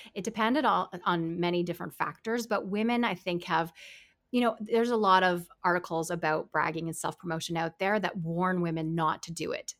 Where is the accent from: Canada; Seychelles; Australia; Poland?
Canada; I'm a Canadian